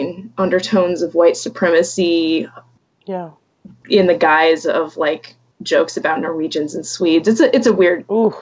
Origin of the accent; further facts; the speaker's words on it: Atlanta, Georgia, United States; now in Minnesota, United States; But I am, yes, I live in Minnesota. I grew up in Atlanta. I've kind of lived all over, not all over, but I've lived in different places in the U.S.